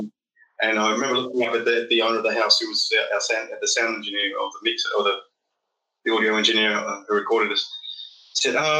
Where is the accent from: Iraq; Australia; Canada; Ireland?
Australia; Melbourne, Victoria; moved away as an adult; also born or lived in London, United Kingdom; now in Berlin, Germany; I come from Australia. It's a little city called Melbourne, which is considerably bigger than Berlin. Raised by an Italian, to an Italian family